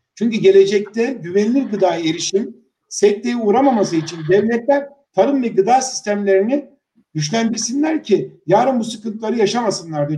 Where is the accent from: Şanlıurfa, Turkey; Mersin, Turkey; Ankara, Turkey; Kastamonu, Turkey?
Kastamonu, Turkey; İnebolu; moved away as an adult; also born or lived in Samsun / Istanbul; liseyi, ilkokul, ortaokul ve liseyi orada bitirdikten sonra